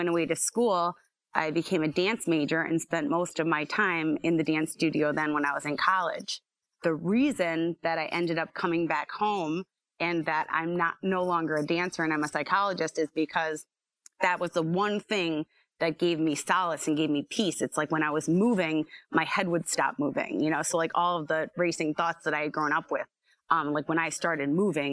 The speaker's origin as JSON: {"language": "English", "town": "Scranton", "region": "Pennsylvania", "country": "United States", "tie": "born or raised there", "said": "I was born and raised here"}